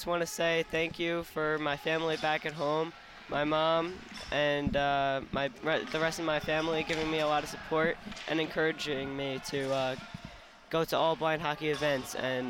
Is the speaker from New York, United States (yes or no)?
yes; Long Island, New York, United States; I'm from Long Island, New York